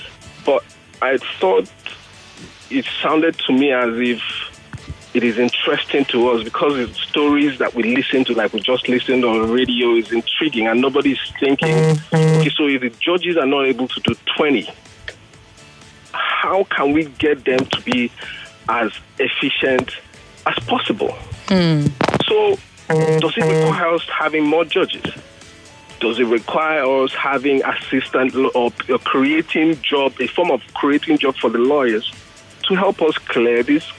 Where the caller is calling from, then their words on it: Nigeria; I'm calling from Bagada.